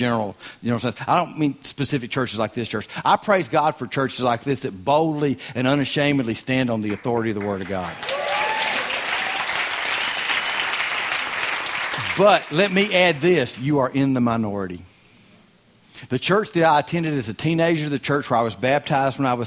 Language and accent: English; Southern United States, United States; accent: Southern (reckon, ain't, y'all; Gomer Pyle)